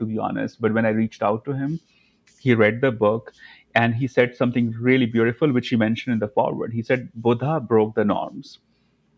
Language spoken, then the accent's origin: English; Dharamshala, Himachal Pradesh, India; moved away as an adult; also born or lived in New York; now in Los Angeles, United States; Dharmshala, McLeodganj. That's like my hometown.